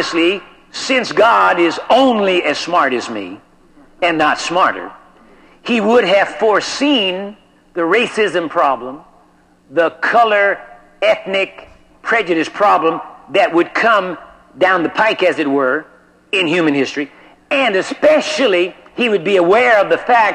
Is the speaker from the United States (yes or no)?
yes; United States; I am an American, and I am in America